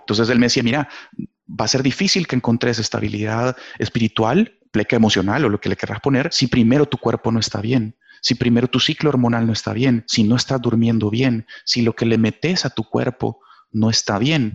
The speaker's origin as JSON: {"language": "Spanish", "country": "El Salvador", "said": "acá en mi país se me dio la oportunidad de ser parte de la ah, selección de fútbol del Salvador"}